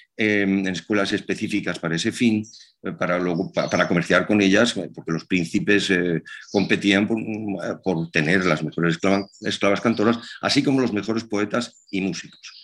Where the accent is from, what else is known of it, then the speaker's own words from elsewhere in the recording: Zaragoza, Aragon, Spain; mi ciudad natal, en Zaragoza